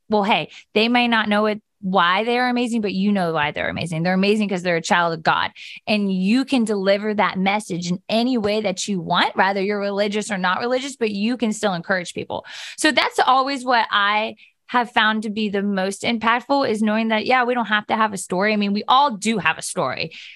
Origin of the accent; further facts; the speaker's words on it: Steubenville, Ohio, United States; I grew up on a ranch right outside of Steubenville.